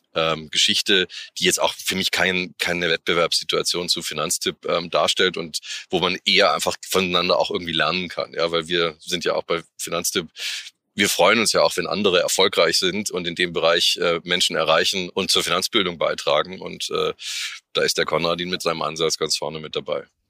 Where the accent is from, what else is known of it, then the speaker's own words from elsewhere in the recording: Munich, Bavaria, Germany; als Münchner